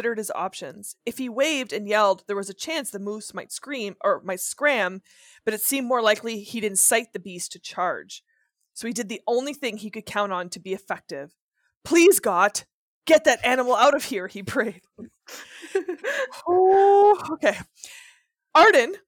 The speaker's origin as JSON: {"language": "English", "region": "Northern Ontario", "country": "Canada", "said": "I'm from Northern Ontario"}